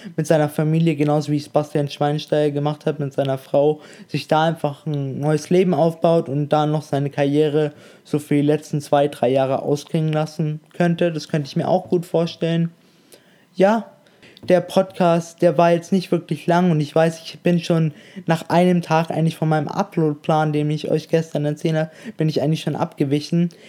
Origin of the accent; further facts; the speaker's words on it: Munich, Bavaria, Germany; moved away; ich komme ursprünglich ja aus München